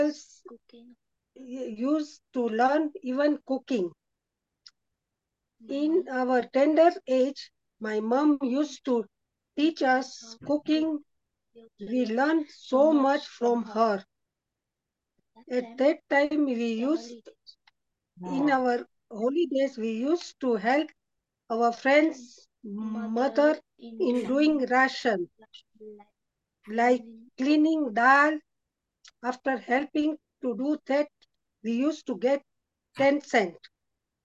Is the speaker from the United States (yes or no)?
no; Nyeri, Central Province, Kenya; I was born and in Kenya in a town called Nyeri, brought up in Nyeri